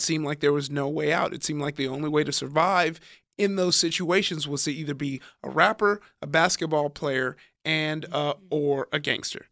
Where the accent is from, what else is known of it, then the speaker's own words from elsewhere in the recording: Compton, California, United States; also born or lived in Downey, California / Long Beach, California / Nigeria (ancestry); I grew up in Compton, California, was in Downey to go to high school, but I lived in Compton till about, I was, like, in ninth grade